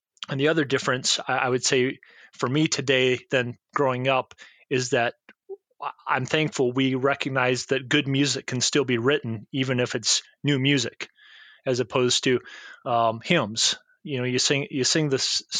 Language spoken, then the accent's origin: English; South Central Minnesota, United States; moved away; also born or lived in Georgia; where I grew up in South Central Minnesota